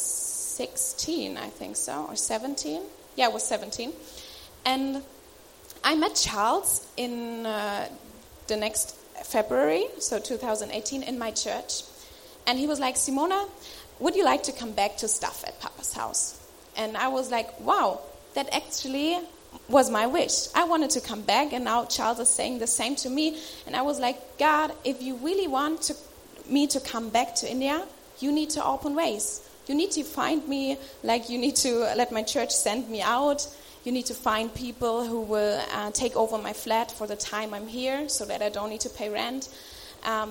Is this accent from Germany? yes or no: yes; Germany; I'm from Germany